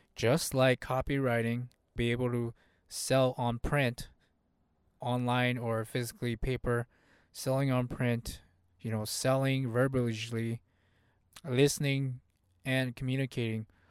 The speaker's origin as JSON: {"language": "English", "country": "United States", "tie": "born or raised there", "first_language": "Hmong", "second_language": "English", "said": "Even though I was born in the U S here, my family was not born in the U S here. So, English was kind of like my second language. Hmong was my first language."}